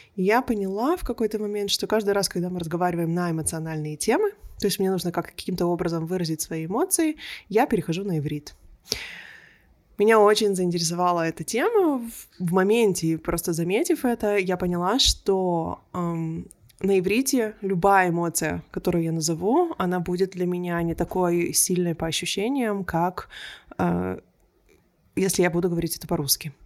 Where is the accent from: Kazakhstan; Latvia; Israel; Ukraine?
Israel; first language Russian; moved away as an adult; also born or lived in Belarus / Berlin, Germany; now in Melbourne, Australia; мы всей семьей уехали из Беларуси в Израиль